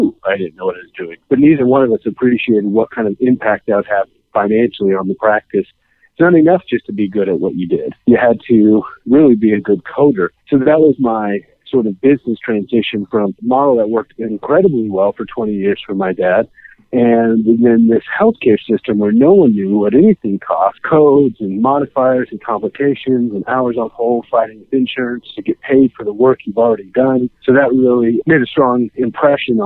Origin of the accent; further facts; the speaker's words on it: Kansas, United States; I'm born and raised in Kansas